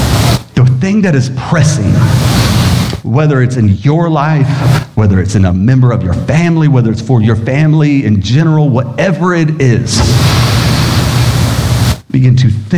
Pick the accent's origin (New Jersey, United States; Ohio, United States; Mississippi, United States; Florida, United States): Mississippi, United States; Biloxi; born there; also born or lived in Valdosta, Georgia / Sumter, South Carolina; Now see, I can make fun of that because I was born in Biloxi, Mississippi. So I'm even allowed to say Mississippi. And then from there, I moved to Valdosta, Georgia. And then there, we moved to Sumter, South Carolina because my dad was in the Air Force